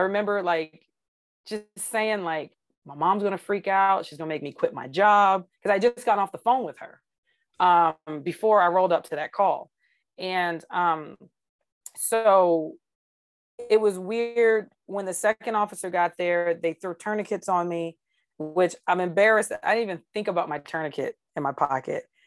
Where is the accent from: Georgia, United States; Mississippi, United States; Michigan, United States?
Georgia, United States; now in Arizona, United States; I grew up in Georgia where we have clouds